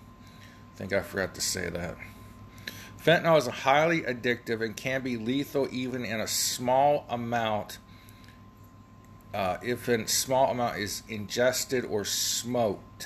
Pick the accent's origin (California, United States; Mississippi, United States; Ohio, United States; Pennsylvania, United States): Ohio, United States; I'm from Ohio